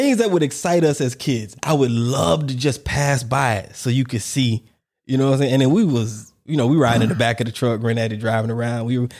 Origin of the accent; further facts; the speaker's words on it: Warner Robins, Georgia, United States; And I remember where I grew up in Warner Robins, there was a place. I remember the street. If anybody back home is watching, listening, there used to be a car dealership.